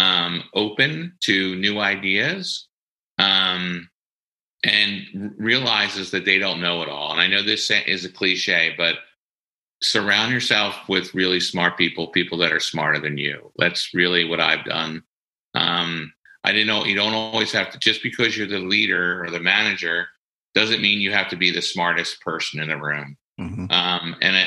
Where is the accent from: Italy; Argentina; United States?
United States; Delco, Ripley, Pennsylvania; from Delco, right? I'm from Ripley. And in Delco, it's all about keeping it real